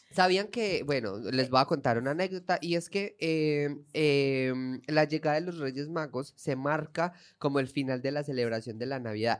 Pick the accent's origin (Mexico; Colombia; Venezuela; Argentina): Colombia; now in Spain